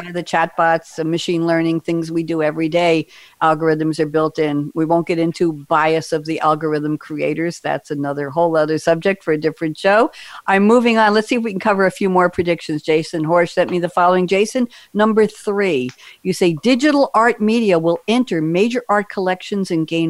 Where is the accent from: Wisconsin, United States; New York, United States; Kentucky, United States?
New York, United States; Long Island; I was in New York for the past 32 years. I grew up in New York on Long Island